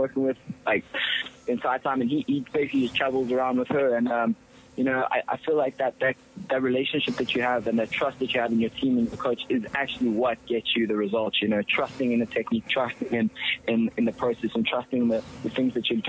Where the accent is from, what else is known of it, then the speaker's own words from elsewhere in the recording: Cape Town, Western Cape, South Africa; also born or lived in Johannesburg; I'm actually from Cape Town